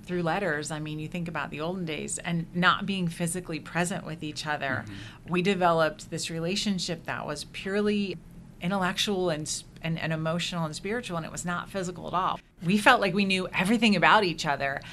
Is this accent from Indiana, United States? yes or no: yes; Indiana, United States; also born or lived in Philadelphia / Washington, D.C.; we did move to Indiana when I was very young